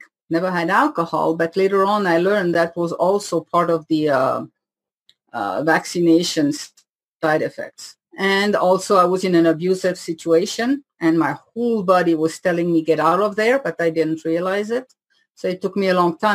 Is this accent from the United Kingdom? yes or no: no; Switzerland; accent: French from Switzerland, half Indian; first language French; English is a second language; moved away as an adult; also born or lived in Paris, France / India; now in United States; growing up in Switzerland